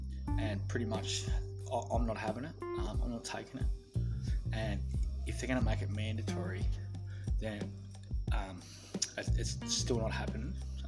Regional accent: Australia; my rights as an Australian.

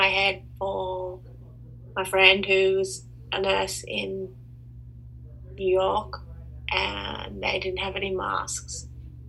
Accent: Sydney, New South Wales, Australia; also born or lived in Melbourne / London / United States; I am a musician from Australia.

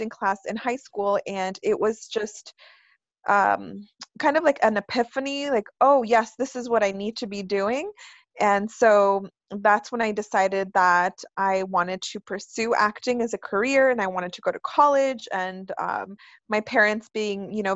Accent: California, United States; also born or lived in Mexico; I'm from California. I've been living here since I was 4, so it feels like, you know, this is where I'm from, even though I originally was from Mexico

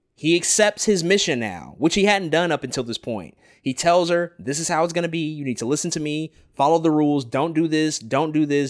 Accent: St. Louis, Missouri, United States; my hometown

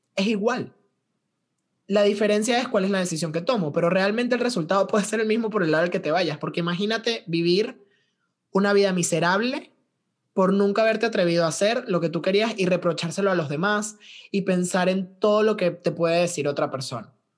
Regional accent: Valencia, Carabobo, Venezuela; now in Veracruz, Mexico; cómo se movía la sociedad valenciana en Venezuela, de donde yo vengo

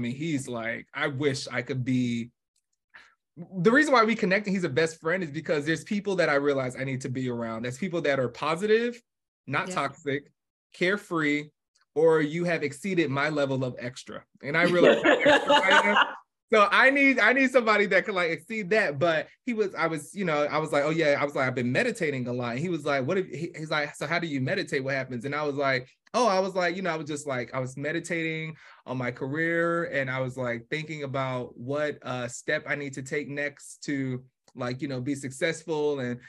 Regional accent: New York, United States; also born or lived in New Jersey; now in Atlanta, United States; I do remember at least growing up in New York, and we eventually moved to Jersey. And then from Jersey, me and my family, we actually moved to Atlanta.

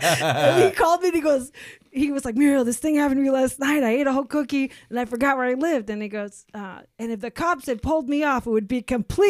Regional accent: Seattle, Washington, United States; we're from Seattle.

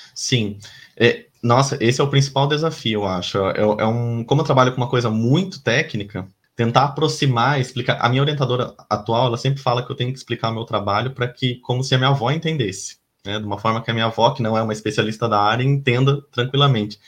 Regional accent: Laranjal Paulista, São Paulo, Brazil; moved away as an adult; also born or lived in Piracicaba; now in Florianópolis, Brazil; E eu sou de São Paulo, né, nascido em Laranjal Paulista, uma cidadezinha do interior de São Paulo, mas moro em Florianópolis já tem alguns anos

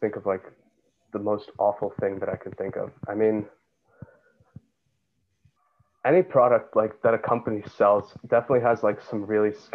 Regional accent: Yonkers, New York, United States; My hometown is also still Yonkers, New York.

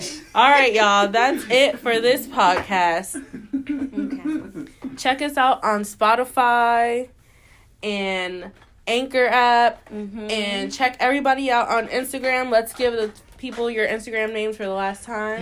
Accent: Sandy Springs, Georgia, United States; I'm from Sandy Springs

